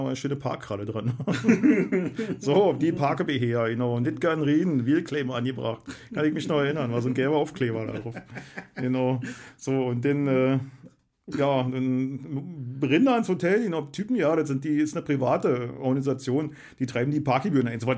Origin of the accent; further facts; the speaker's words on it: Germany; Und wir haben uns hingesetzt, weil wir sind ja Deutsche, doof.